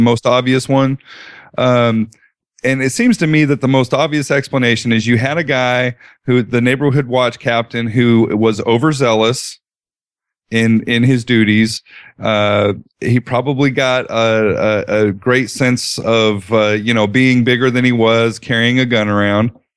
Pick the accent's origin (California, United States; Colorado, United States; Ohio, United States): Colorado, United States; now in Dallas, United States; I did some growing up in Colorado